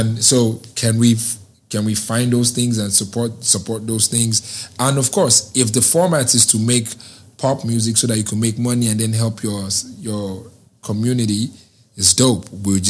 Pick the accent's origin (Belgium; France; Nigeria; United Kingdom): Nigeria; Because I'm a Nigerian and it's a dance that is in Nigeria.